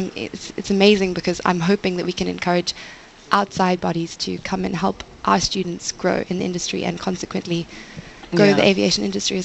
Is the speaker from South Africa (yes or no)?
yes; South Africa; as a South African student